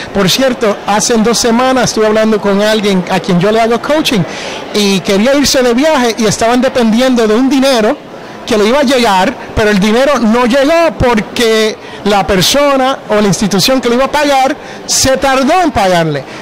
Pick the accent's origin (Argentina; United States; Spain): United States; Jersey City, New Jersey; moved away; yo originalmente soy de Jersey City, New Jersey.